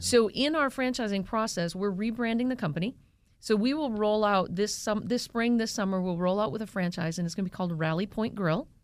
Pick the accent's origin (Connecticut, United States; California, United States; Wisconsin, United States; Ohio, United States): Wisconsin, United States; moved away; because we're from Wisconsin, we are a Packers bar